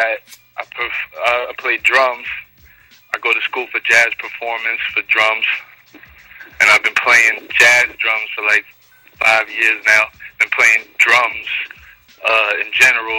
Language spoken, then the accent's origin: English; New York City, New York, United States; I was born and raised in Queens, so I'm a Queens native.